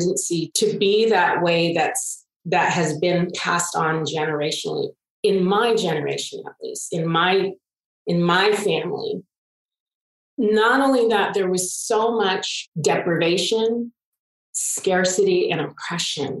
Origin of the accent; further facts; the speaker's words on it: Pittsburg, California, United States; I was born and raised in Pittsburgh, California.